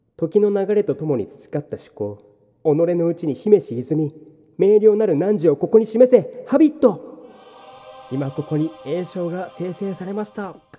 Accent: Niigata, Japan; now in Kanto, Japan; 関東から新潟に帰る

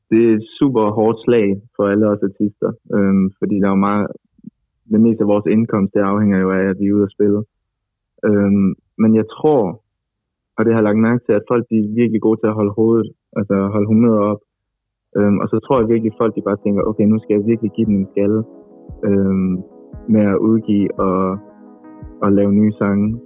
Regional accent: Aarhus, Central Denmark Region, Denmark; moved away as an adult; now in Copenhagen, Denmark; nu er jeg jo flyttet fra Aarhus til København. Øhm, jeg er normalt fra Aarhus. man kan sige, det er normalt. Jeg er fra Aarhus.

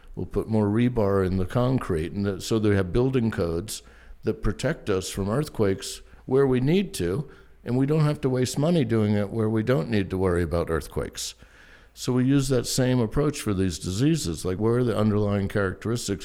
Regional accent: Charleston, South Carolina, United States; I grew up in Charleston, South Carolina

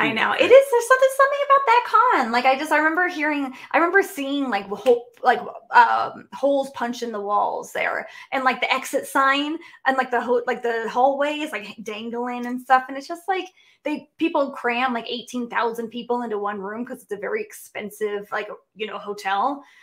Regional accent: West Coast, United States; It's like, you know, number one, I'm from the West Coast. Flying all the way to the East Coast, that's like 12 hours of travel, okay?

